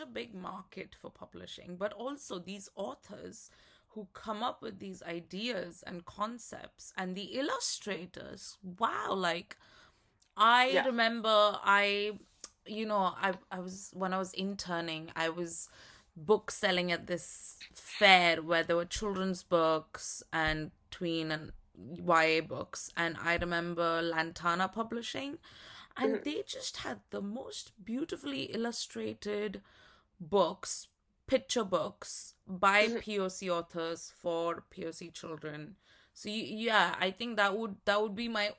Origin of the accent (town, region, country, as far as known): Maharashtra, India; first language Marathi; English is a second language; moved away